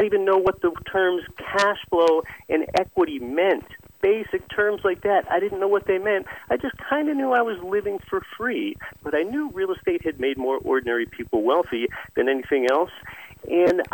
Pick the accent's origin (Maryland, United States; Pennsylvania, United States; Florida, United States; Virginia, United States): Pennsylvania, United States; moved away as an adult; also born or lived in Anchorage, Alaska; now in Alaska, United States; as I was growing up in Pennsylvania